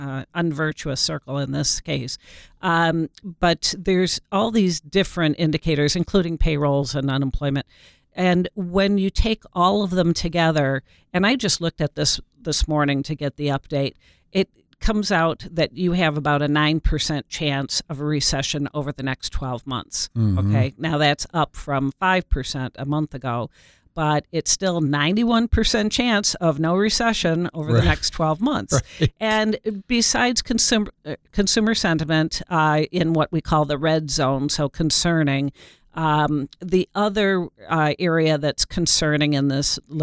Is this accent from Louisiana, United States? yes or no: no; Detroit, Michigan, United States; I'm from Detroit